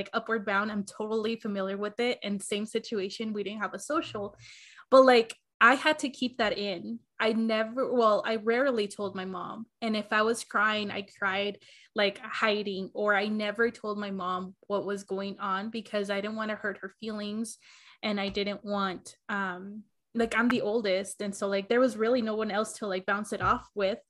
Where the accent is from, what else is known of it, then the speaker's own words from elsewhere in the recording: Arizona, United States; I grew up in Arizona, and then I lived in the projects for the majority of like my high school years